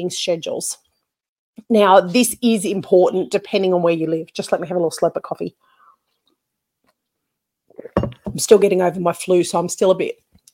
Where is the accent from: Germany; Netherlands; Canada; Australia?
Australia; accent: ocker (broad Australian); I've been told that I have got a bit of an ochre accent